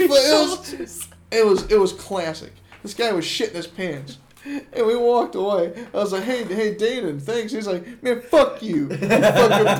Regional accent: Mississippi, United States; moved away as an adult; also born or lived in Chicago; I grew up in Mississippi

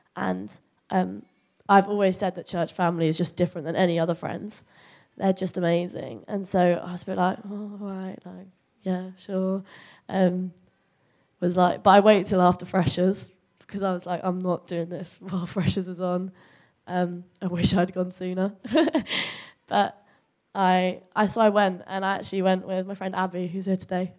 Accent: Chelmsford, East of England, United Kingdom; moved away as an adult; also born or lived in Nottingham; growing up in Chelmsford, Yeah, I went to school here

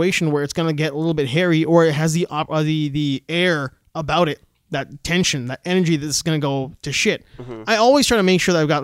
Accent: Canada; I was born in Canada. I don't really have an accent.

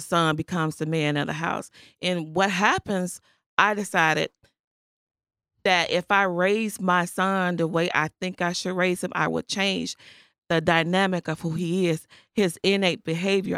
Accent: Chicago, Illinois, United States; I grew up in the Austin community. Not far from here

